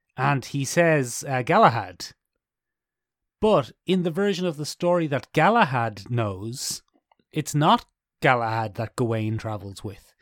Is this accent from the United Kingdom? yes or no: no; Ireland; I know how long my family have been in Ireland.